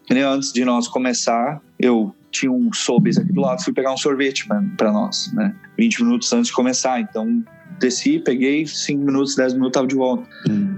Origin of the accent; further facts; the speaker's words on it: Rio Grande do Sul, Brazil; moved away as an adult; now in Canada; eu sou gaúcho